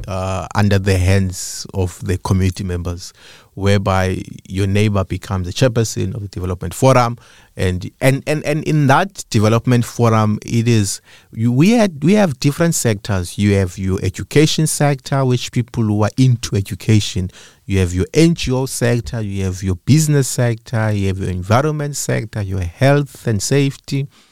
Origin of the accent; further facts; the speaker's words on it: Eastern Cape, South Africa; moved away as an adult; now in Cape Town, South Africa; I was born in Cape Town, but I grew up in the Eastern Cape.